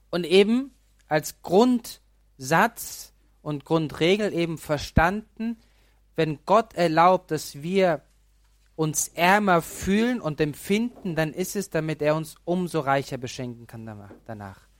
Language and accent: German; Pöcking, Bavaria, Germany; Ich bin aus Pöcking. In Pöcking gab es keine Erscheinung, gibt es auch kein Gnadenbild.